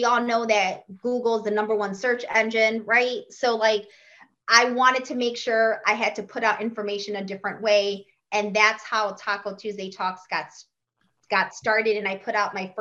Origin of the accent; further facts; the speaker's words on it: Chicago, Illinois, United States; now in Florida, United States; my hometown of Chicago. That's where I was born and raised. I currently live in Florida